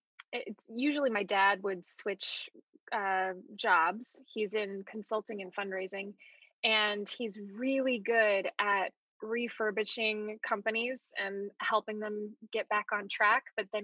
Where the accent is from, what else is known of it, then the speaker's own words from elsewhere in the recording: Colorado, United States; also born or lived in Palo Alto, California / Pasadena / Virginia / Hawaii; I was born in Palo Alto, California, and then moved from there to Pasadena, then to Virginia, then to Colorado, then to Hawaii, then back to Colorado.